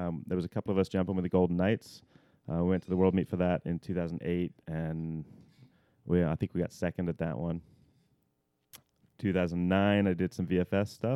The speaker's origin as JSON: {"language": "English", "region": "England", "country": "United Kingdom", "moved": "yes", "lives_now": "United States", "said": "I was part of the British national team because I'm English originally"}